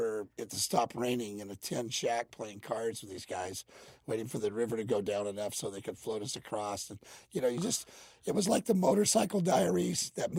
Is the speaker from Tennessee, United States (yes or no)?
no; Mississippi, United States; born there; Well, actually, I was born in Mississippi.